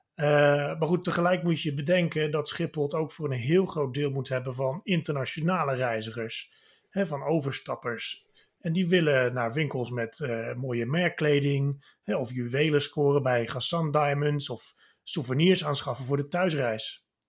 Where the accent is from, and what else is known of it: Netherlands